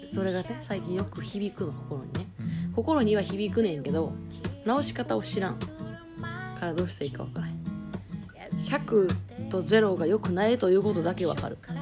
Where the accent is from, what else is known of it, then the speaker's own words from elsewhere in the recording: Kansai, Japan; accent: Kansai-ben; 関西弁を喋ってるから